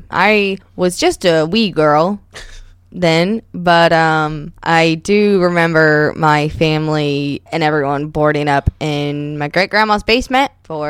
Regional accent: Missouri, United States; We're from Missouri.

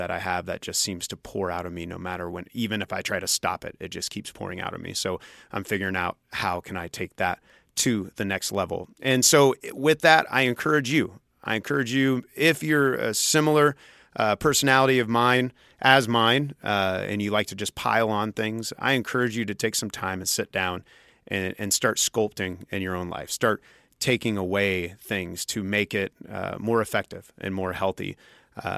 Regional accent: Junction City, Kansas, United States; I grew up in Junction City

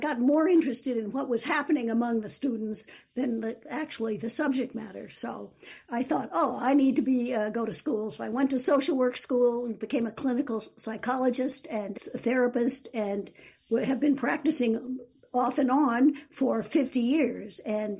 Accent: New York, United States; born there; I was born in New York, but was always after that in small towns and wasn't particularly interested in college.

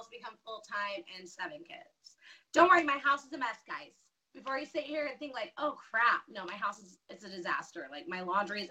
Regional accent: Denver, Colorado, United States; moved away as an adult; now in Caldwell, United States; I was born and raised in Denver

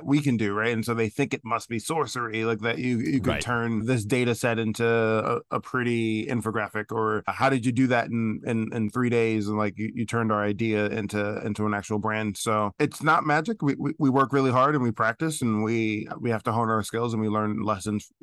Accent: New York City, New York, United States; Loved growing up in Brooklyn

